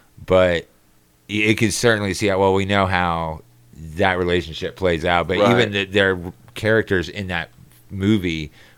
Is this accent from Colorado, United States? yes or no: no; Florida, United States; moved away; I didn't grow up around here, you know, I'm from Florida.